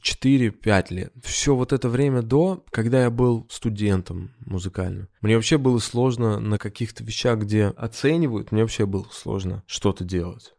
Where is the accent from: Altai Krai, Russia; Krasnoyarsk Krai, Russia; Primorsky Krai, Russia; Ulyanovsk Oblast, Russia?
Ulyanovsk Oblast, Russia; Ulyanovsk; moved away as an adult; now in Moscow, Russia; Я из Ульяновска, и я переехал в Москву достаточно поздно, в двадцать четыре года